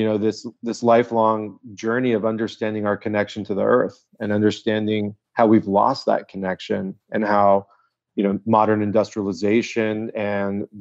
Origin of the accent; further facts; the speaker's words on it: La Jolla, California, United States; I grew up in La Jolla, California.